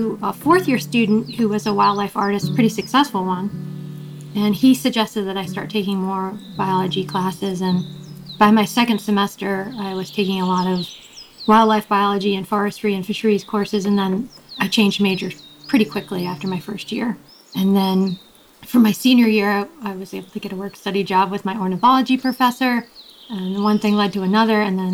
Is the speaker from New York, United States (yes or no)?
yes; Long Island, New York, United States; moved away as an adult; I grew up on Long Island, outside of New York City